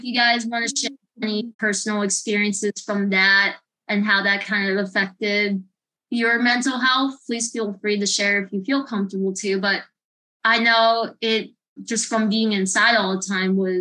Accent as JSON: {"language": "English", "region": "New Jersey", "country": "United States", "tie": "born or raised there", "moved": "as an adult", "lives_now": "Florida, United States", "said": "I live in Florida. I grew up in New Jersey. Originally, I was from New Jersey. I grew up there for pretty much most of my life."}